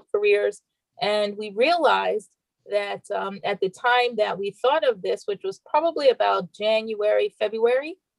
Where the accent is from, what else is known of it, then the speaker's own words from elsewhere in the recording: Philadelphia, Pennsylvania, United States; moved away as an adult; also born or lived in Washington, D.C.; now in New York, United States; No, I'm from Philadelphia. I'm a Philly girl.